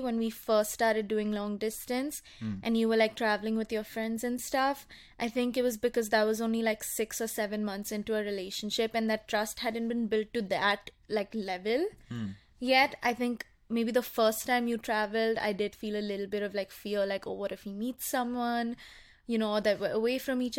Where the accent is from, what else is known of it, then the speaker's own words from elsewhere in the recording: India; I'm Indian.